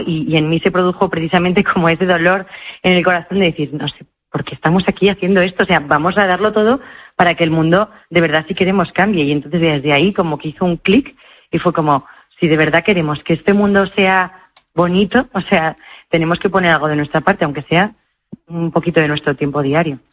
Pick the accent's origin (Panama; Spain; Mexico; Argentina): Spain; Madrid, Community of Madrid; en Madrid, en mi caso, porque yo soy de Madrid